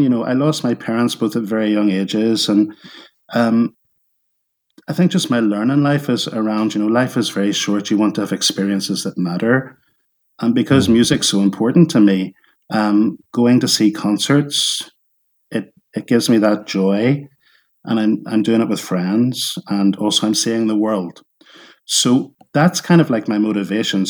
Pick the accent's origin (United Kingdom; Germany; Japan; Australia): United Kingdom; Northern Ireland; growing up in Northern Ireland as a kid